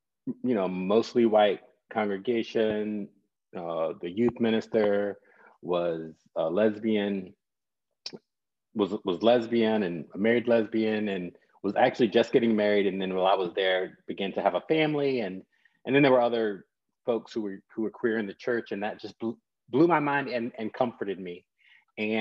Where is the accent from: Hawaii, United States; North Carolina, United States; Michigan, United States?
North Carolina, United States; I'm a son of the Black church, born and raised in North Carolina